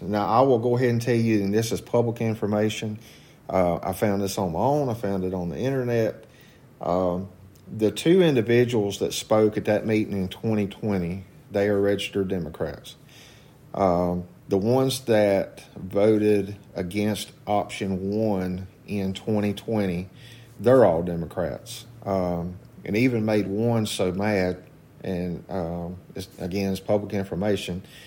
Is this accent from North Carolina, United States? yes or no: yes; Walkertown, North Carolina, United States; also born or lived in Rural Hall, North Carolina; I grew up in Walkertown volunteering for the Walkertown Fire Department at the age of 14